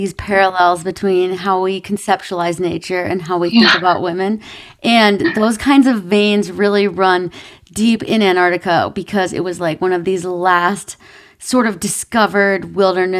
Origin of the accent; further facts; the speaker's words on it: Minnesota, United States; I grew up in Minnesota, so it was very cold where I grew up